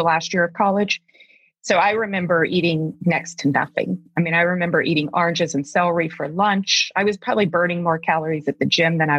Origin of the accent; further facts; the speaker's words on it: Deep South, United States; now in Alaska, United States; I grew up in the Deep South